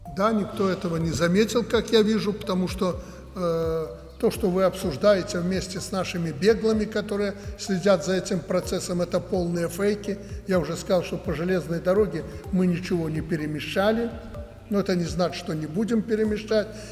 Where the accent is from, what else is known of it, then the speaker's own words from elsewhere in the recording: Alexandria, Mogilev Region, Belarus; moved away; мое сердце принадлежит этому уголку Беларуси